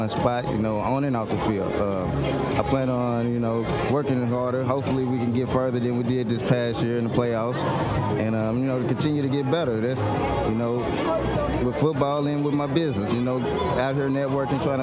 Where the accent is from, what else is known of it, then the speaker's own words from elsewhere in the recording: Tulsa, Oklahoma, United States; also born or lived in Arkansas; I was born and raised in Tulsa, Oklahoma